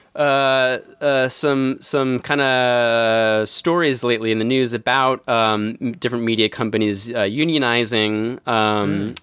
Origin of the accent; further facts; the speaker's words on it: Philadelphia, Pennsylvania, United States; my hometown